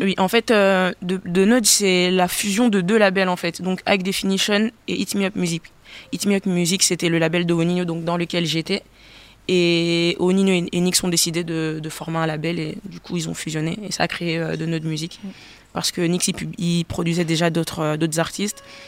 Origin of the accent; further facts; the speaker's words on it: Gabon; moved away; J'ai grandi au Gabon